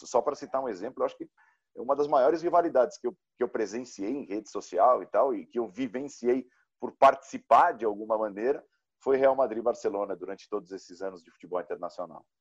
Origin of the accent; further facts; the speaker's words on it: São Caetano do Sul, São Paulo, Brazil; do meu azulão do São Caetano, lá em São Caetano, de onde eu venho